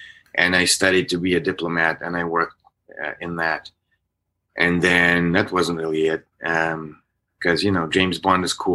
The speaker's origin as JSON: {"language": "English", "region": "Minsk", "country": "Belarus", "tie": "born or raised there", "also_born_or_lived": "Minnesota, United States", "moved": "as an adult", "lives_now": "United States", "said": "I was born in Belarus, in Minsk"}